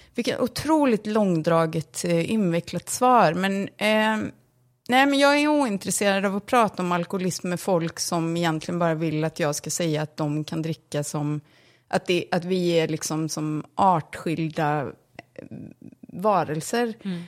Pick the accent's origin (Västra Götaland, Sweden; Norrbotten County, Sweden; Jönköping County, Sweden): Västra Götaland, Sweden; Borås; born or raised there; also born or lived in London, United Kingdom; now in Stockholm, Sweden